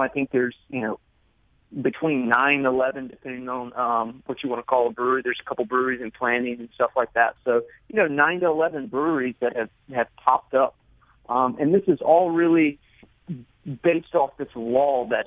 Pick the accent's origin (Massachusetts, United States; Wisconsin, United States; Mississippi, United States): Mississippi, United States; I'm from Mississippi